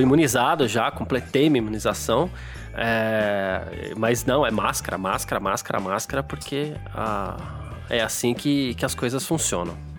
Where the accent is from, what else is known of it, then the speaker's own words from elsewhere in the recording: São Paulo, Brazil; eu sou do Ixiga